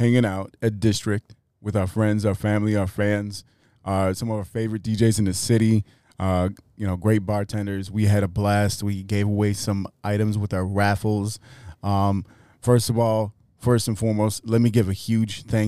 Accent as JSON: {"language": "English", "town": "Chicago", "region": "Illinois", "country": "United States", "tie": "born or raised there", "said": "So this joint in Wicker Park, quite literally walking out of the back door of that joint and like two doors over is the crib that I grew up"}